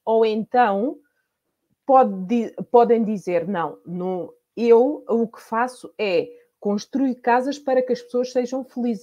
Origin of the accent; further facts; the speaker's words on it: Portugal; moved away as an adult; now in Spain; eu sou portuguesa, mas há 18 anos que eu vivo na Espanha